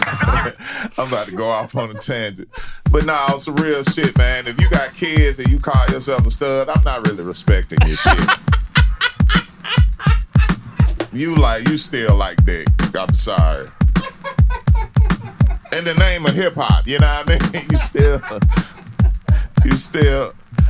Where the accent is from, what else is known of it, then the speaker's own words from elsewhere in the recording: Memphis, Tennessee, United States; now in Atlanta, United States; I'm born and raised in Memphis